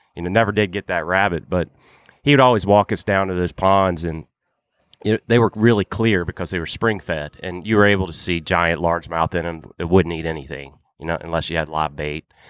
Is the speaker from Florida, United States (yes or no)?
no; Virginia, United States; when I was growing up in Virginia